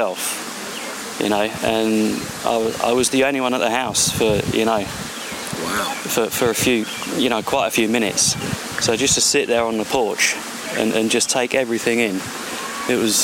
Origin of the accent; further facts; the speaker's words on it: London, United Kingdom; London, England.